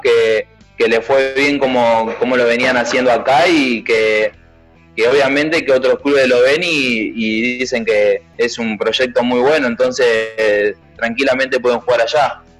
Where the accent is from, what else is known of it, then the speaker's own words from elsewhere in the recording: Buenos Aires, Argentina; also born or lived in Ciudadela; yo nací en Ciudadela, la verdad que... Pero mis viejos trabajaban en Caballito, entonces mayormente hice toda mi, primaria en, en Caballito